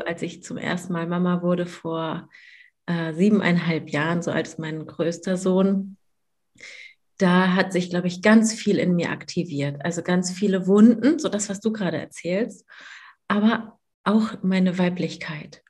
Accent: Hamburg, Germany; ich komme aus Hamburg.

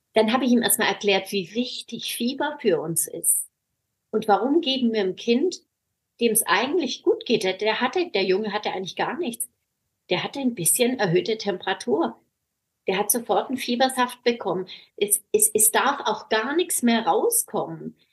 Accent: Swabia, Germany; moved away as an adult; now in Baltic Sea coast, Germany; hier an der Ostsee gelandet als Schwäbin

